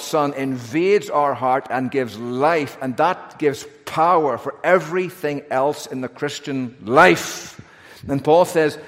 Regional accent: Northern Ireland, United Kingdom; accent: Northern Ireland; now in United States; I've got a Northern Ireland accent and a Northern Ireland birth certificate

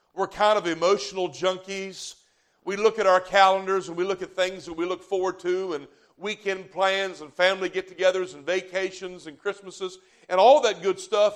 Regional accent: the South, United States; I'm from the South

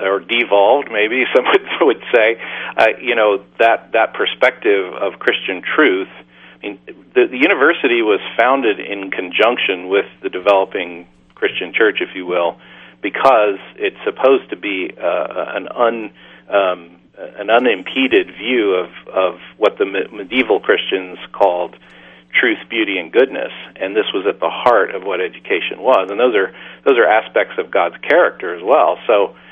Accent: Kansas City, Missouri, United States; now in New York City, United States; I'm from the Midwest. I'm from the Kansas City, Missouri area, and so I went to a Baptist college, William Jewell College, which was just north of Kansas City

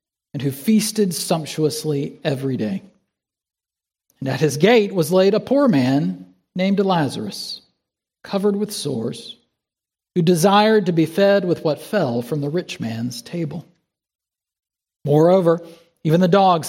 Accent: South Carolina, United States; moved away; In my home state of South Carolina, we've got the Gray Man. There was an old truss bridge between my hometown and the state capital

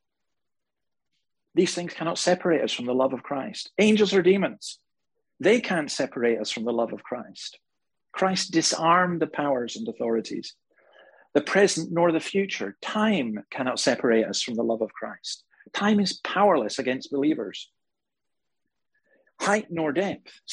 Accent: Scotland, United Kingdom; now in Australia; Right now in my home country in Scotland

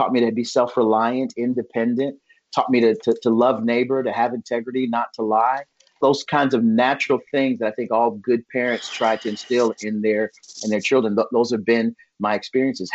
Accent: United States; I grew up in America

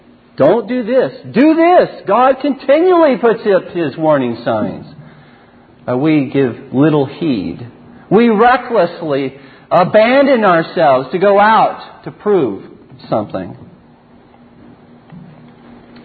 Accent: Southern California, United States; growing up in Southern California, that's right, I'm not a Canadian

